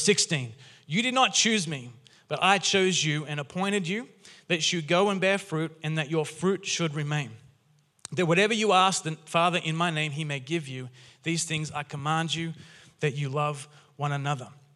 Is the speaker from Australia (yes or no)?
yes; Newcastle, New South Wales, Australia; moved away as an adult; now in Castle Hill, Australia; I grew up in Newcastle